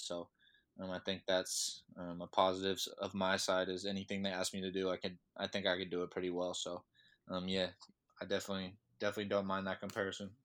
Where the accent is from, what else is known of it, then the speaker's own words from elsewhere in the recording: Sacramento, California, United States; I'm from Sacramento, California, so I'm up in Northern California